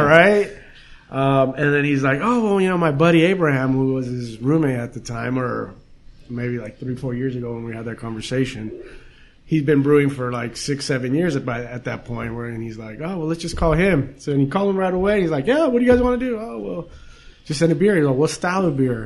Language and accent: English; Downey, California, United States; now in Whittier, United States; So we grew up in Downey